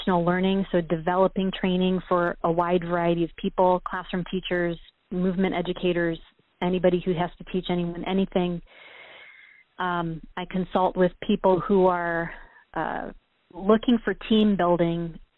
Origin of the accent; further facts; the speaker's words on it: Michigan, United States; moved away as an adult; also born or lived in New York / Los Angeles / Chicago; we're both originally from Michigan